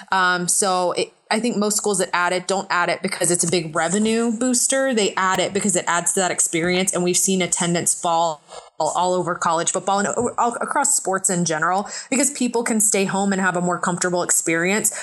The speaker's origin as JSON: {"language": "English", "town": "Atlanta", "region": "Georgia", "country": "United States", "tie": "born or raised there", "moved": "as an adult", "said": "I grew up in Atlanta"}